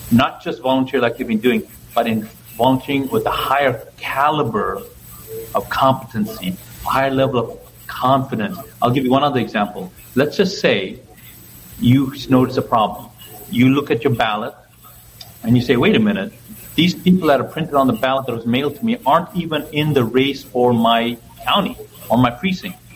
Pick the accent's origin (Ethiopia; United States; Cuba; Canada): Ethiopia; born there; moved away; also born or lived in Zambia / Zimbabwe; I was born in Ethiopia. That country was okay, not great, but it was okay.